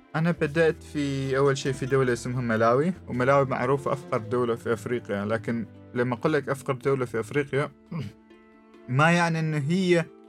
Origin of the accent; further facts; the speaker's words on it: Oman; أنا من عمان وأنا مسلم